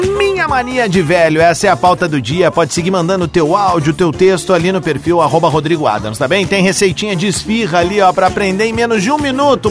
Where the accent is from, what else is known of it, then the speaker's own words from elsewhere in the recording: Porto Alegre, Rio Grande do Sul, Brazil; sou de Porto Alegre